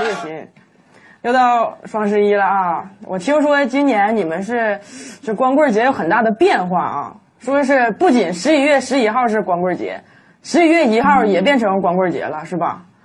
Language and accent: Chinese; Northeast China, China; 就我们东北人啊